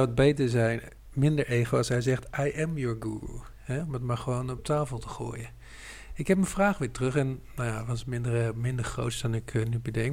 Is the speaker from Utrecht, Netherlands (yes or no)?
yes; Utrecht, Netherlands; Ik ben de provincie Utrecht niet uit geweest